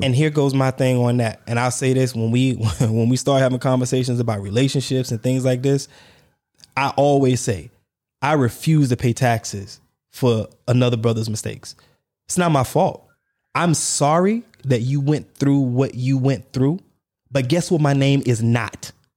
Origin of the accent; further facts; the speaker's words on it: the South, United States; moved away as an adult; also born or lived in Dubai; I'm from the South